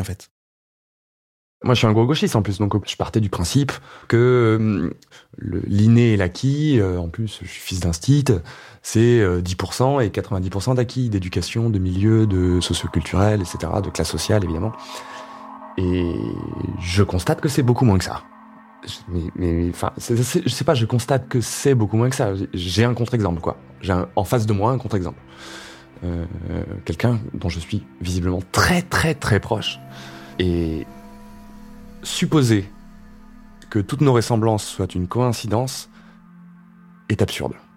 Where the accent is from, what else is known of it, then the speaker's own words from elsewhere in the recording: Ardèche, Auvergne-Rhône-Alpes, France; moved away; dans mon bled en Ardèche